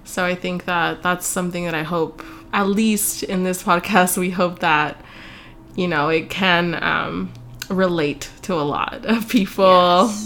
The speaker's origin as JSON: {"language": "English", "town": "Dallas", "region": "Texas", "country": "United States", "tie": "born or raised there", "also_born_or_lived": "Austin, Texas", "said": "I'm actually from Dallas, born and raised in Dallas"}